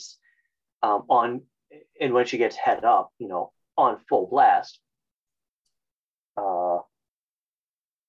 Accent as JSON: {"language": "English", "region": "Northeastern Ohio", "country": "United States", "said": "I'm from Northeastern Ohio, and you know, the vowels get a little wider."}